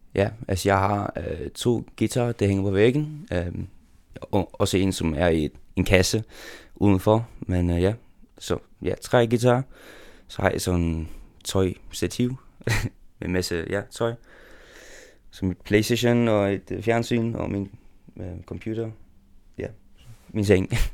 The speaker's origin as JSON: {"language": "Danish", "country": "Faroe Islands", "said": "jeg kan godt lide at være færing."}